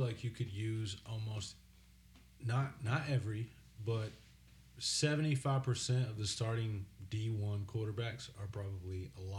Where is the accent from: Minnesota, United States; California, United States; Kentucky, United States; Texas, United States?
Texas, United States; Dallas; I was born in Dallas.